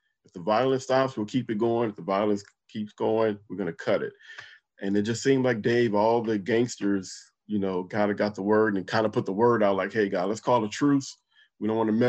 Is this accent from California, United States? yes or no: yes; Compton, California, United States; moved away; also born or lived in Little Rock, Arkansas; Growing up in Compton definitely was a leading factor for me to join the Army